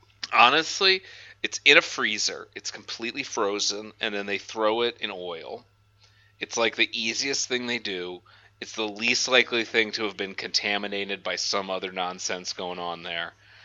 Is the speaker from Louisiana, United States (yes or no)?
yes; New Orleans, Louisiana, United States; Big thing where I'm from, though, because I'm also from New Orleans, which is like a heavy, heavy, heavy drinking town.